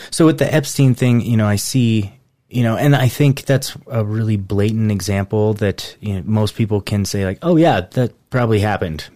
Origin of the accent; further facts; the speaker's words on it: United States; I'm an American and I'm patriotic through and through